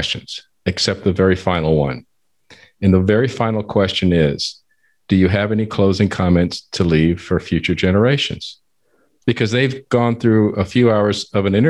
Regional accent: San Antonio, Texas, United States; I was born and raised in San Antonio

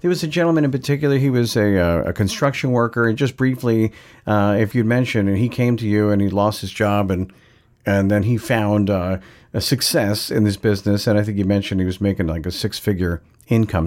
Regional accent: Long Island, New York, United States; I'm from Long Island, New York

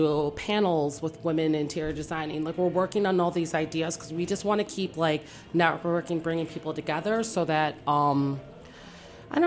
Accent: Detroit, Michigan, United States; now in Washington, D.C., United States; I'm from Detroit, Michigan.

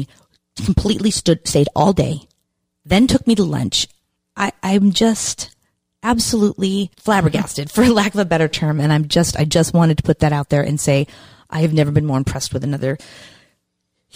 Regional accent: Randolph, Massachusetts, United States; moved away as an adult; also born or lived in California; Massachusetts, which is my home state

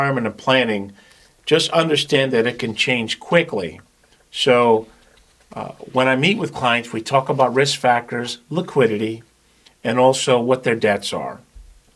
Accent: New York, United States; now in Jupiter, United States; I speak fast because I'm originally from New York, but I so love living in Florida

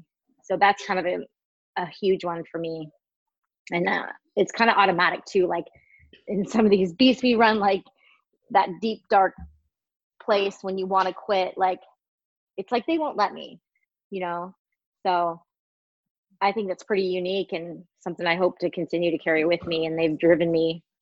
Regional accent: Washington, United States; now in California, United States; I grew up in Washington State

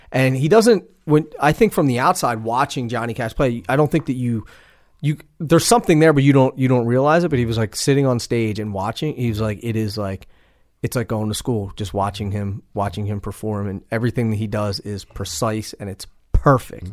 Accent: East Coast, United States; I'm from the East Coast

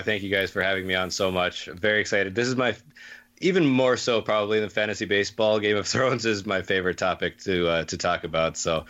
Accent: Bismarck, North Dakota, United States; South Canada, also known as Bismarck, North Dakota.

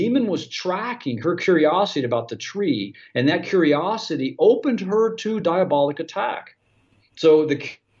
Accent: Ohio, United States; That's the way we say it in Ohio, America

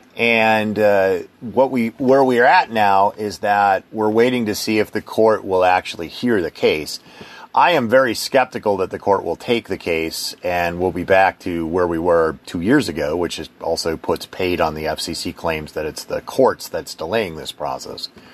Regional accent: Wisconsin, United States; moved away; I'm from Wisconsin originally

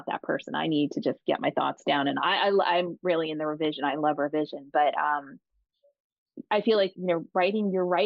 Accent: Long Island, New York, United States; I grew up biracial on Long Island in a, you know, Italian Irish community

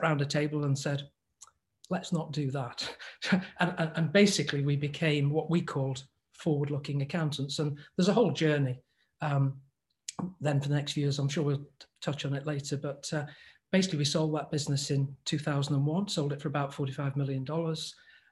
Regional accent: England, United Kingdom; accent: English; here's my English accent

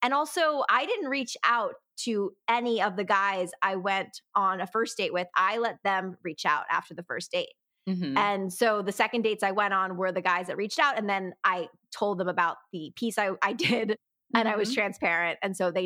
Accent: Connecticut, United States; moved away as an adult; also born or lived in New York City; now in Los Angeles, United States; I'm from Connecticut, so we're close to New York City

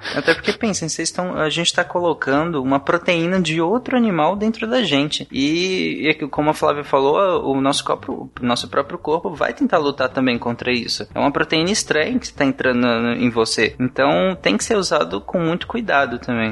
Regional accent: Pará, Brazil; quando eu era pequeno, eu morava no Pará

